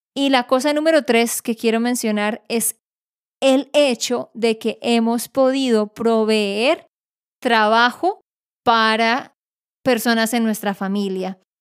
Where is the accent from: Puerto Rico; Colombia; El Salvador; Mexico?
Colombia; yo soy colombiana